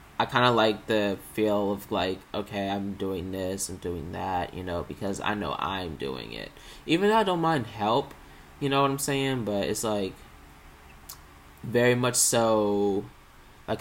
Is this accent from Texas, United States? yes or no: no; Maryland, United States; I was born and raised in Maryland, still am living in Maryland.